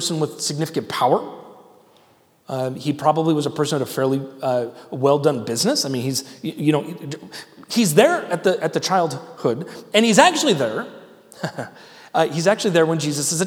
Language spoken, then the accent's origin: English; United States; I'm an American. I'm proud to be an American